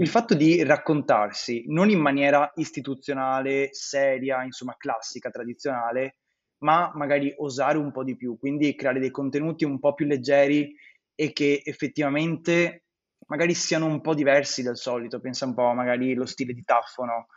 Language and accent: Italian; Veneto, Italy; Io sono veneto